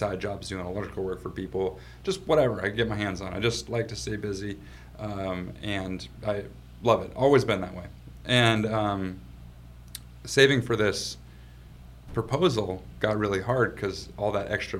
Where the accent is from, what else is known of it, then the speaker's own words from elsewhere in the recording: Aberdeen, Washington, United States; I grew up on the West Coast. I grew up in Aberdeen, Washington.